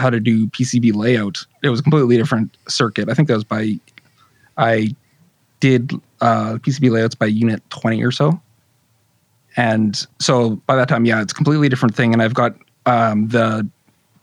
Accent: Canada; I'm Canadian

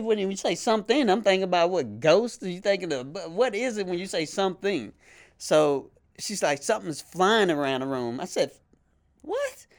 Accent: Shreveport, Louisiana, United States; moved away as an adult; now in Bossier City, United States; I'm originally from Shreveport, Louisiana. Uh, I now live in Bossier City

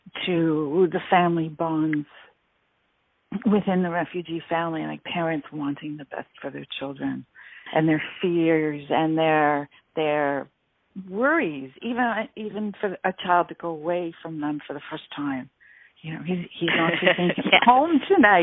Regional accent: Canada; even as a Canadian

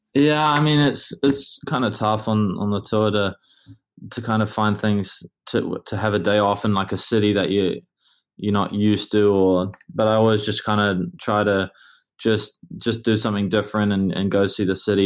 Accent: Auckland, New Zealand; moved away; I grew up in Auckland

